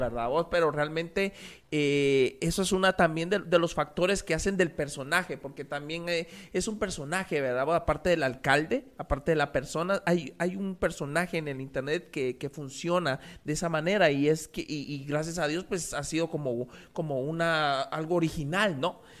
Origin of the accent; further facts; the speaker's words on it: Mixco, Guatemala Department, Guatemala; mi pueblo es así, Misco es así